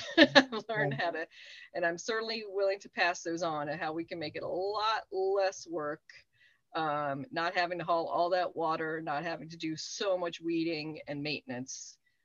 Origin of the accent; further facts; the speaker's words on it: Nuremberg, Bavaria, Germany; born there; I was born in Nuremberg, and I was an army brat.